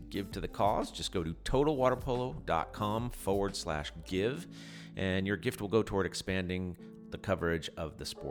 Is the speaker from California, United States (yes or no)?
yes; Long Beach, California, United States; I grew up in Long Beach